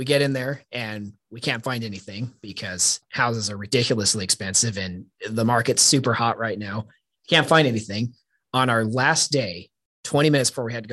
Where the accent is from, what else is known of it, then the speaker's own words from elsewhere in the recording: Wichita, Kansas, United States; moved away as an adult; also born or lived in Denver, Colorado; now in Dulles, Virginia, United States; So I grew up here in Wichita